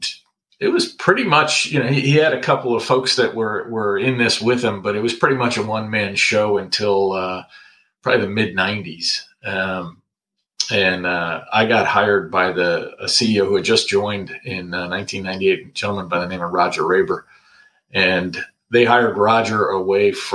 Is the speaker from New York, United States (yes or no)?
yes; Corning, New York, United States; moved away as an adult; also born or lived in Westchester County, New York / Hanover, New Hampshire; now in Washington, D.C., United States; I was born in Westchester County, New York, right outside of New York City. Grew up in Corning, New York, which is central in the state of New York, up in the Finger Lakes region